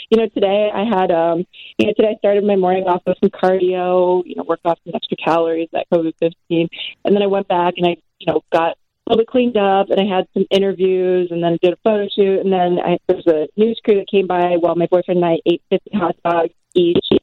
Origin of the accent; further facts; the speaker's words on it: New York, United States; born there; sure, I was born in New York and I did my first year of college in New York